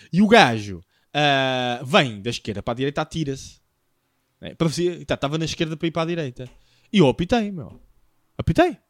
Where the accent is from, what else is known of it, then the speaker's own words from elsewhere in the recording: Lisbon, Portugal; porque é da minha cidade